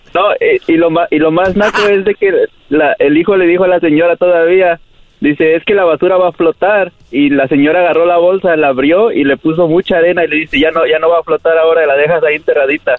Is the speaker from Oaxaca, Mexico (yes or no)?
yes; Oaxaca, Mexico; moved away; Oaxaca, ahí donde es el gallo